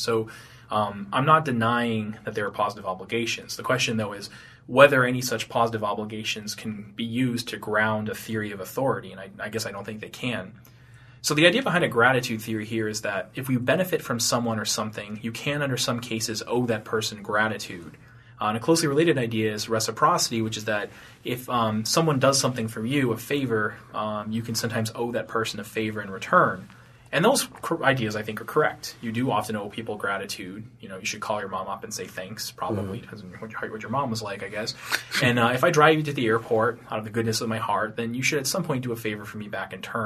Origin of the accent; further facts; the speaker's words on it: Tewksbury, Massachusetts, United States; also born or lived in Hudson, New Hampshire; I grew up in Tewksbury, Massachusetts, and Hudson, New Hampshire